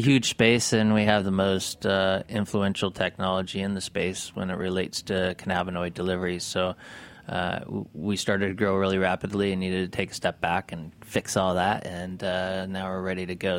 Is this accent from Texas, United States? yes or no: no; Mammoth Lakes, California, United States; I grew up in Mammoth